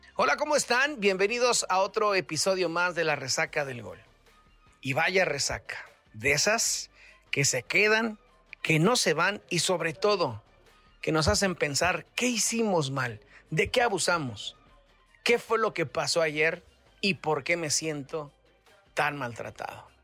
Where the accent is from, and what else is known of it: Mexico